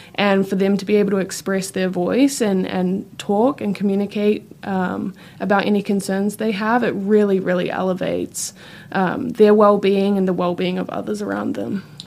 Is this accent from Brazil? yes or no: no; New Zealand; moved away as an adult; now in Gainesville, United States; I, I am from New Zealand